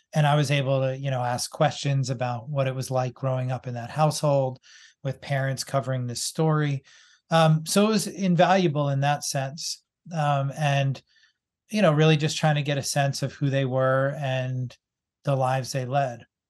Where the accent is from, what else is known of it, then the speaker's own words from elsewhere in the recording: Boston, Massachusetts, United States; I grew up in Boston